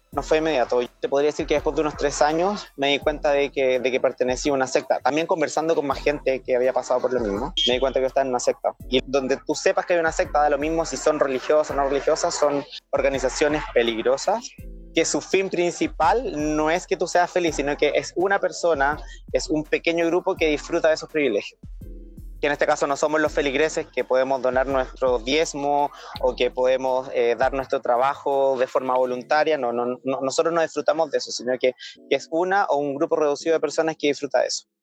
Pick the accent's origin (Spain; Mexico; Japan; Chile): Chile; moved away as an adult; now in Australia; soy chileno, pero actualmente estoy residiendo en Australia hace ya casi un año y medio.